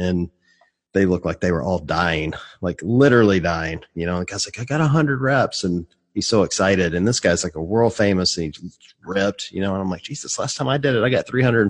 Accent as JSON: {"language": "English", "region": "the South", "country": "United States", "said": "I'm from the South, so we don't speak great English either."}